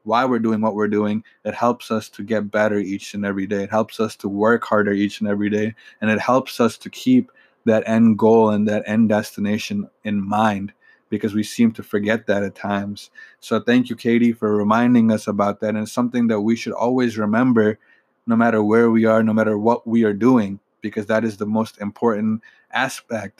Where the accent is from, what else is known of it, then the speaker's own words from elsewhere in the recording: Michigan, United States; I'm from Michigan